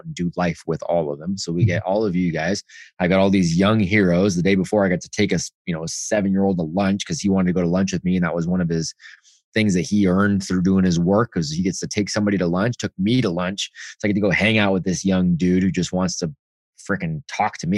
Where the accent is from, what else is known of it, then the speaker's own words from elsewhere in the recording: Bay Area, California, United States; I grew up out, you know, Bay Area-ish and middle-class home